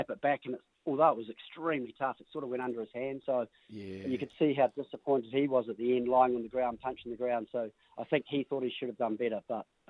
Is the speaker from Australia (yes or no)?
yes; Australia; as an Australian, watching everyone thinking